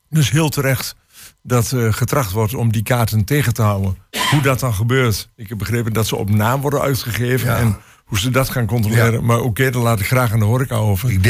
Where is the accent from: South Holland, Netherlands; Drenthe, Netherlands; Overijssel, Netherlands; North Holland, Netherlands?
Overijssel, Netherlands; Hengelo; moved away as an adult; also born or lived in Grave, North Brabant / Opsterland, Friesland; En sinds twee jaar weer woonachtig in Hengelo, waar ik ook geboren en getogen ben.